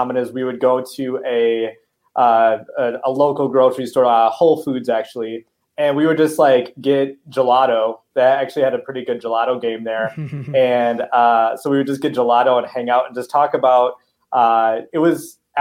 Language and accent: English; Milwaukee, Wisconsin, United States; So we're both from Milwaukee, Wisconsin